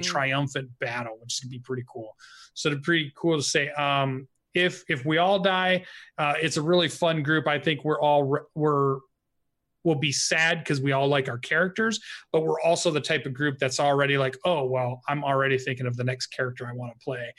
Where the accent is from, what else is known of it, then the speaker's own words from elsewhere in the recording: Phoenix, Arizona, United States; now in Pacific Northwest, United States; I grew up in Arizona for all of my trigger-treating days.